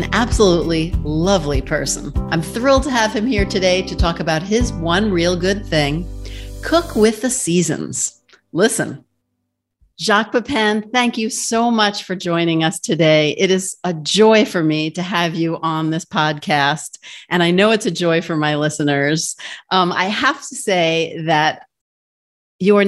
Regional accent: New York, United States; I'm from New York

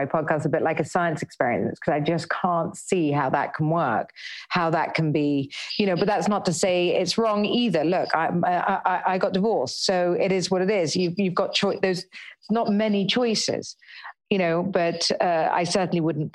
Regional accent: United Kingdom; we're British

